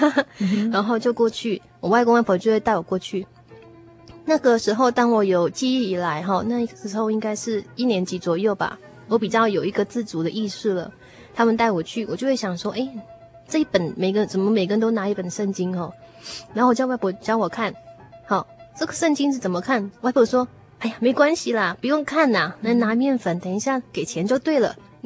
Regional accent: Taiwan; 我小时候在眷村长大，

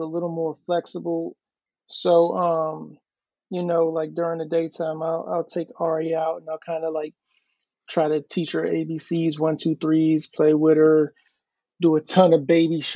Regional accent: Mitchellville, Maryland, United States; also born or lived in Hampton, Virginia; now in Virginia Beach, United States; I'm originally from Mitchellville, Maryland

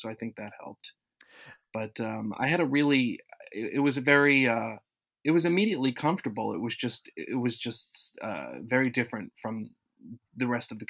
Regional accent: Florida, United States; I grew up in South Florida, and everything there was either top 40 or country.

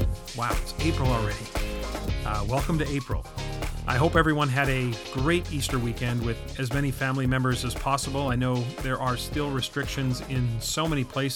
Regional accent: Canada; I am Canadian

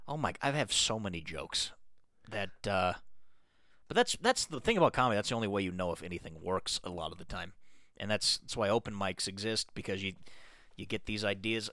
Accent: Colorado, United States; I grew up in Colorado

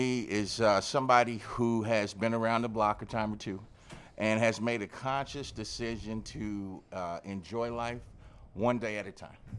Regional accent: Los Angeles, California, United States; Well, being from Southern California, I'm from the Los Angeles area.

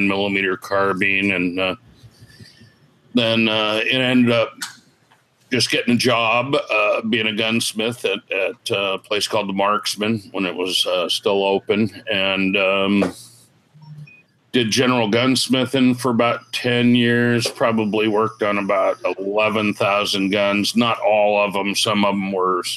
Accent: California, United States; moved away as an adult; now in Illinois, United States; I was originally from California

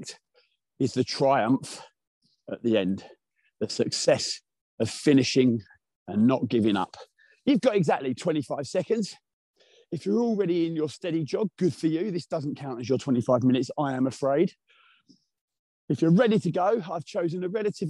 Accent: Essex, East of England, United Kingdom; accent: Essex; my monotonous Essex accent

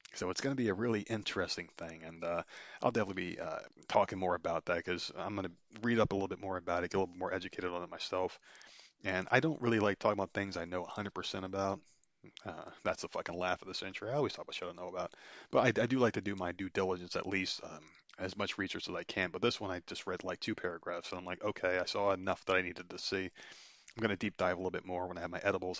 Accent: New Jersey, United States; my home state

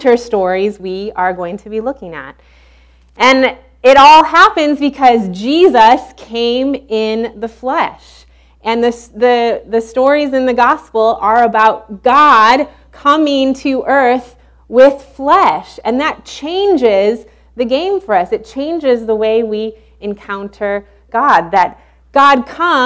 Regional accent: Illinois, United States; moved away as an adult; also born or lived in Baton Rouge, Louisiana; we're originally from Illinois

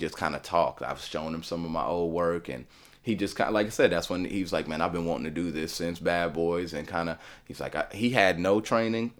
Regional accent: Nashville, Tennessee, United States; me being in Nashville, born and raised in Nashville

